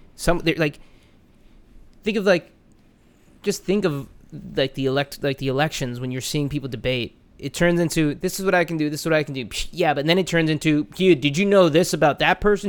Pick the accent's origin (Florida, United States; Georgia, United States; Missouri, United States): Florida, United States; Orlando; growing up in Orlando